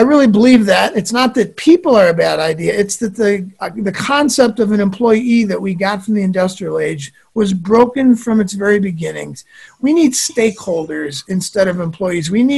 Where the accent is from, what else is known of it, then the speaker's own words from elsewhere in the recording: Midwest, United States; I grew up in the Midwest.